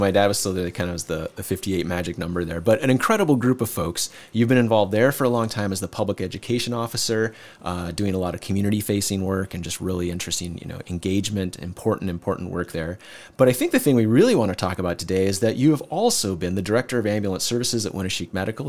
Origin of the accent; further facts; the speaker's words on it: Decorah, Iowa, United States; as a kid growing up in Decorah